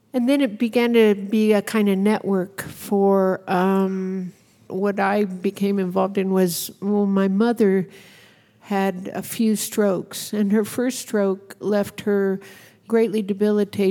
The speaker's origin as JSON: {"language": "English", "region": "Arizona", "country": "United States", "tie": "born or raised there", "said": "I grew up in Arizona, and I was a little rodeo rider."}